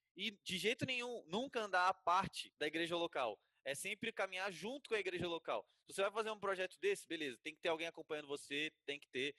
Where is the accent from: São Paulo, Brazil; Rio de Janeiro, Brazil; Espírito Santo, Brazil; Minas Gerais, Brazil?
Espírito Santo, Brazil; Vitória; now in Atibaia, Brazil; Também sou de Vitória do Espírito Santo